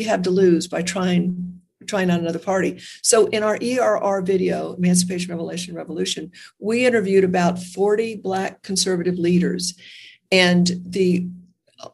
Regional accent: United States; I was born in America.

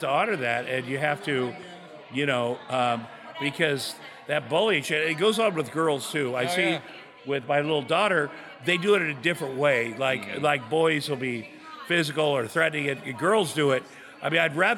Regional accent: Iowa, United States; moved away; I grew up in Iowa, a very working class farm town

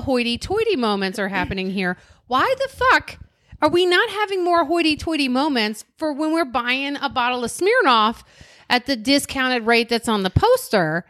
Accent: Maryland, United States; we're from Maryland

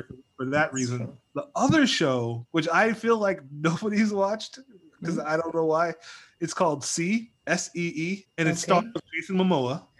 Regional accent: United States; I was born and raised here in the States

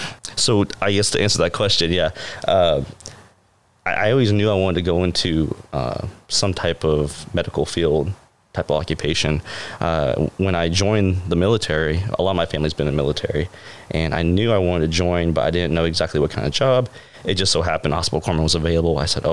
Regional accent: Indiana, United States; Well, I'm originally from Indiana. So I'm a ways away.

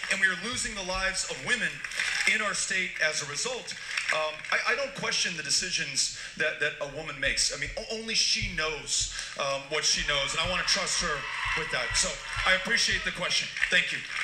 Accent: Texas, United States; my home state of Texas

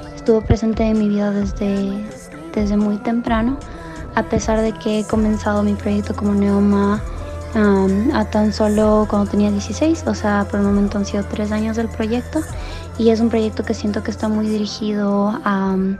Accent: Cuenca, Azuay, Ecuador; now in Denver, United States; Ahora resido aquí, pero soy de Cuenca, Ecuador

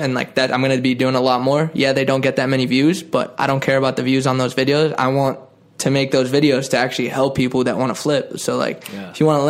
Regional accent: Boston, Massachusetts, United States; We're both from Boston.

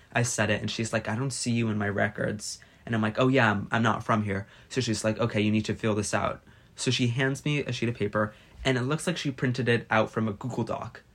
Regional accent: United States; I couldn't imagine not being American

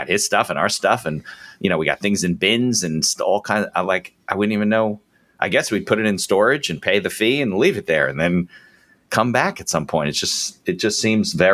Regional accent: United States; I'm from New York

